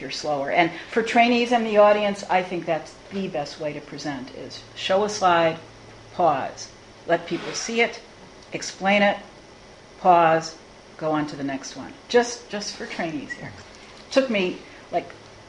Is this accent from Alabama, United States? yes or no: no; Chicago, Illinois, United States; I'm from Chicago, and we are a bit histrionic in Chicago